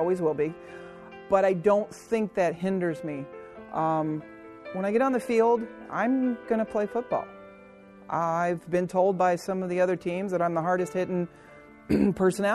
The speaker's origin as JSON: {"language": "English", "region": "Southern Ohio", "country": "United States", "tie": "born or raised there", "said": "I grew up in Southern Ohio where there's always a tackle element to every sport."}